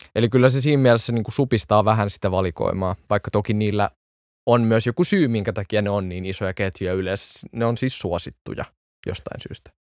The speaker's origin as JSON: {"language": "Finnish", "town": "Espoo", "region": "Uusimaa", "country": "Finland", "tie": "born or raised there", "said": "Mä oon varttunut Espoossa"}